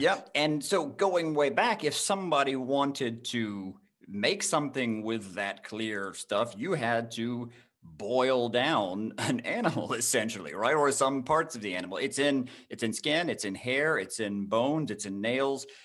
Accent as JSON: {"language": "English", "town": "Jasper", "region": "Georgia", "country": "United States", "tie": "born or raised there", "said": "I grew up in North Georgia in a little town called Jasper"}